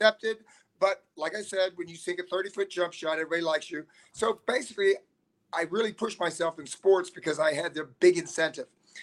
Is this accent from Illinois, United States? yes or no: yes; Alton, Illinois, United States; I was born in Alton, Illinois in 1954